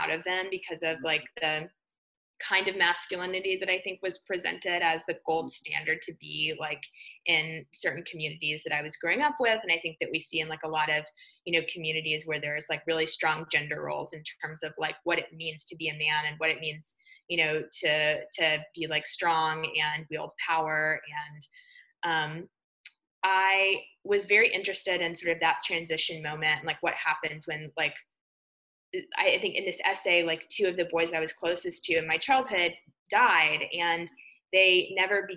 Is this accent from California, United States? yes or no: no; Alabama, United States; growing up in Alabama, I was very much, you know, what was referred to as a tomboy.